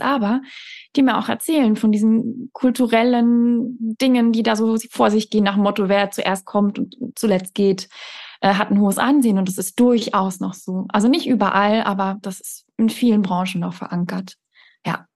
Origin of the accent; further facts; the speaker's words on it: Malmö, Skåne, Sweden; moved away; in meiner Heimatstadt Malmö im Südschweden